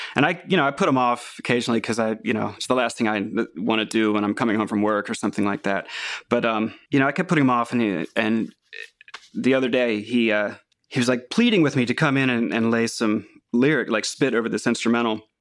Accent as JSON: {"language": "English", "town": "Catonsville", "region": "Maryland", "country": "United States", "tie": "born or raised there", "said": "Catonsville, Maryland, which is just about six miles outside Baltimore"}